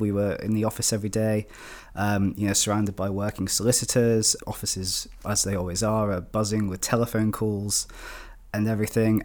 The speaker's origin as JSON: {"language": "English", "area": "Shropshire", "region": "West Midlands", "country": "United Kingdom", "said": "I'm from Shropshire, my family's in Shropshire"}